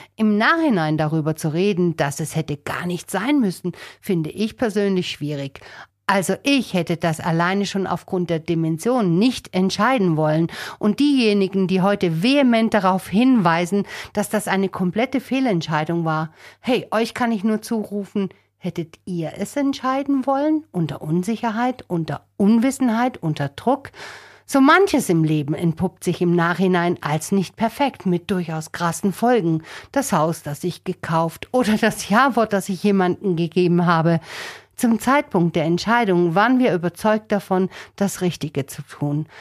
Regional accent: Germany; bei uns in Deutschland

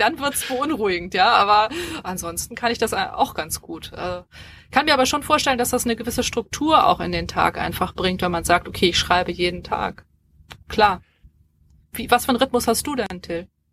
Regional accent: Hamburg, Germany; Ich bin, ich bin Hamburgerin und, ähm, hab auch in Hamburg studiert

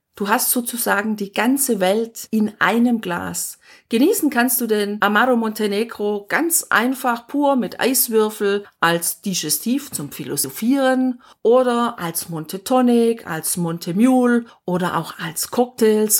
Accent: Germany; bei uns zu Hause in Deutschland

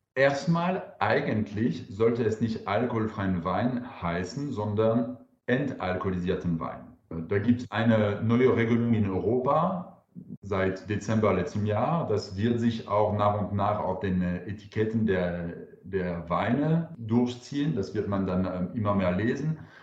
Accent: France; German is a second language; now in Karlsruhe, Germany; Ich bin Franzose.

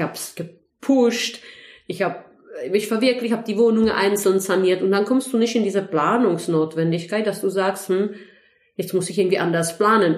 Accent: Heidelberg, Baden-Württemberg, Germany; eigentlich komme ich ursprünglich aus Heidelberg

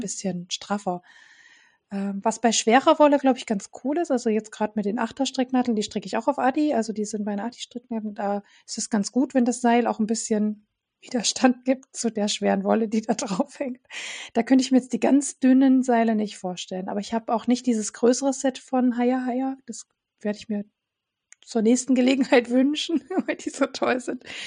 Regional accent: Dresden, Saxony, Germany; aus meiner Heimatstadt Dresden

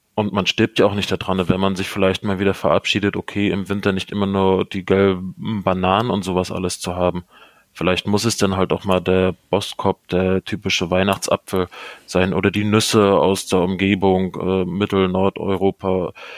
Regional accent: Germany; bei uns in Deutschland

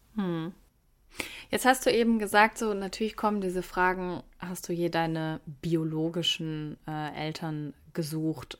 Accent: Wuppertal, North Rhine-Westphalia, Germany; ich komme aus Wuppertal

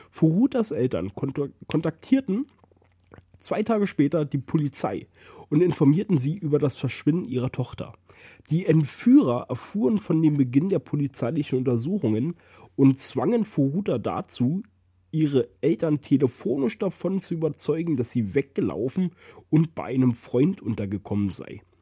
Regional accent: Germany; Oh Gott, ich bin froh, dass ich in Deutschland groß geworden bin.

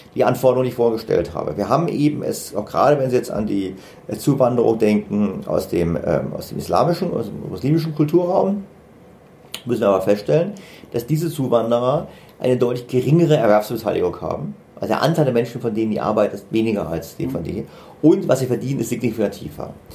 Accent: Germany; wir Deutschen

